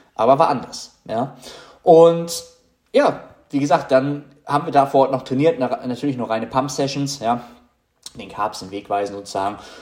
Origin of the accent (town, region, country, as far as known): Germany